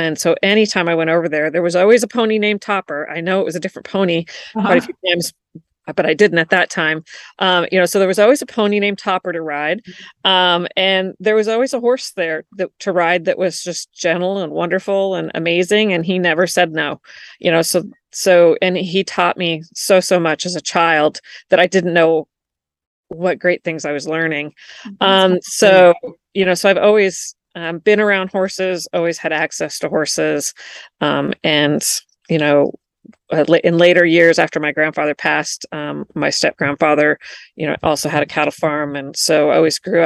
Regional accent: Washington, United States; moved away as an adult; also born or lived in Florida; I moved from Washington to Florida when I got married

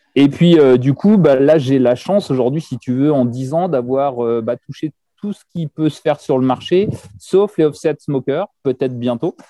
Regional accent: France; chez nous en France

